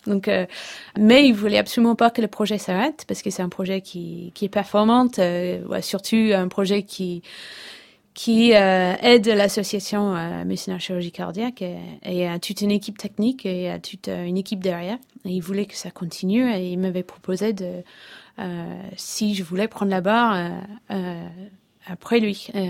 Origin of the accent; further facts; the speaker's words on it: England, United Kingdom; French is a second language; moved away as an adult; now in Brittany, France; je suis anglaise, ça fait, ça fait je pense presque 12 ans que j'habite en Bretagne